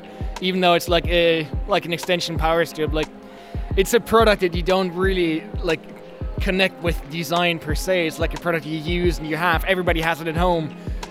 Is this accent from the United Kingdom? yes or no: no; Germany; English is a second language; but I'm actually from Germany